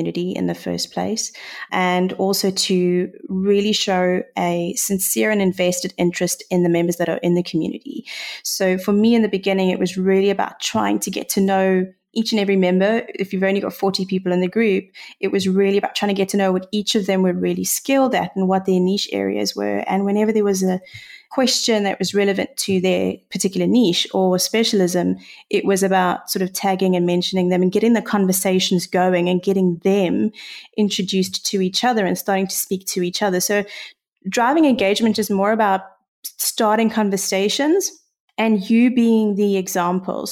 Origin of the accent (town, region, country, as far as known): South Africa; accent: South African